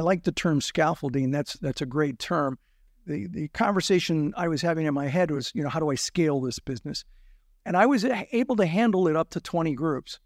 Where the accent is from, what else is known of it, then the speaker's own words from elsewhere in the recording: Azusa, California, United States; also born or lived in Pittsburgh / South Central Los Angeles; I grew up in Azusa, California, the Azusa area